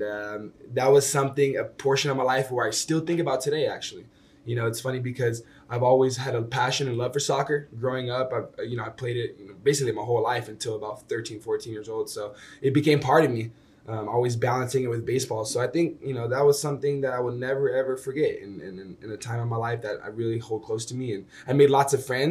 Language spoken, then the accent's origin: English; Sacramento, California, United States; moved away as an adult; Growing up in Sacramento, man, it's very very homey